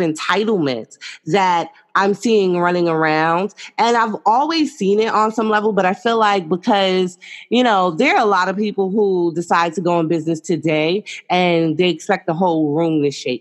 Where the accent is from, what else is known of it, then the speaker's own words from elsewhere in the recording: New York City, New York, United States; I'm from New York City